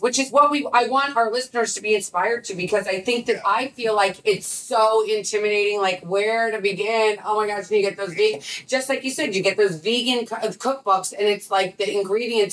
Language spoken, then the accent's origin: English; St. Louis, Missouri, United States; my hometown is St. Louis, to be honest with you. That's where I grew up.